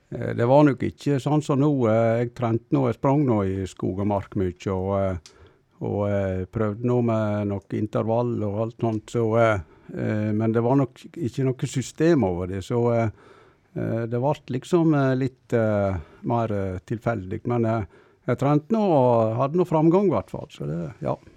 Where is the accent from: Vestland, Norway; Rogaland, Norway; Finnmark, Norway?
Vestland, Norway; a roadless farm near Stryn; Jeg bodde på en veiløs gard. Det var 500 meter ned til riksveien